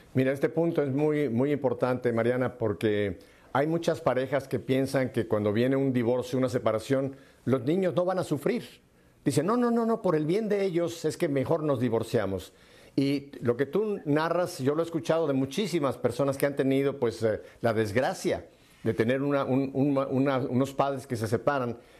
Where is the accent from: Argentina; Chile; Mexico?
Mexico; moved away; mi tierra, a México